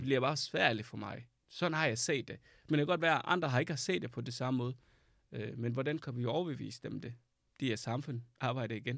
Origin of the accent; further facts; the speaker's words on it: Sudan; Danish is a second language; now in Denmark; Jeg flygtede fra Sudan, fordi der var krig